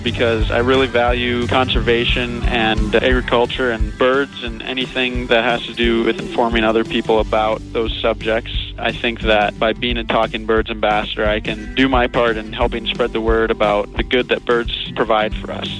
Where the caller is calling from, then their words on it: Orange City, Iowa, United States; I'm calling from Orange City, Iowa.